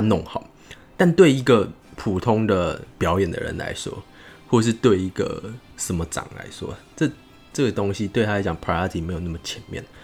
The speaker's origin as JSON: {"language": "Chinese", "region": "Tainan", "country": "Taiwan", "also_born_or_lived": "Taipei", "moved": "as an adult", "said": "我是台南人嘛"}